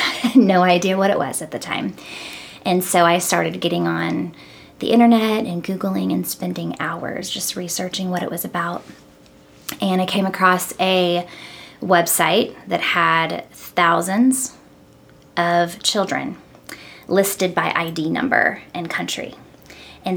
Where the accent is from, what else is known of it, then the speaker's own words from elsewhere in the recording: Missouri, United States; moved away as an adult; also born or lived in New England; now in Nashville, United States; Spent some time up in the New England area when I was younger, but for the most part, I was raised in Missouri.